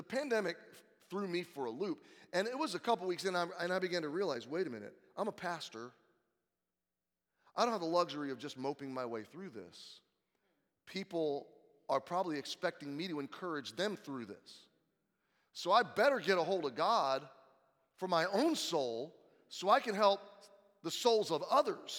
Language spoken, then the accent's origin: English; United States; as an American